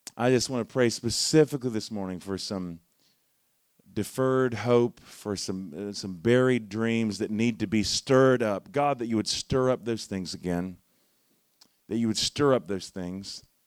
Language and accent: English; Charlotte, North Carolina, United States; moved away; I'm from Charlotte originally